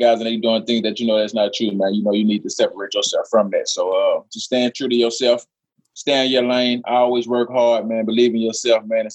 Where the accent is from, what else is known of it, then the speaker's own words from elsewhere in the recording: Monroe, Louisiana, United States; I'm from Monroe, Louisiana, small city